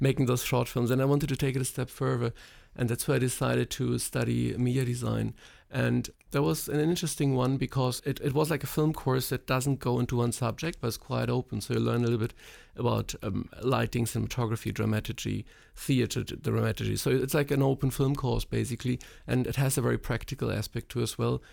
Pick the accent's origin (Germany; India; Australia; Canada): Germany; East Germany; moved away; also born or lived in Poland; I grew up in East Germany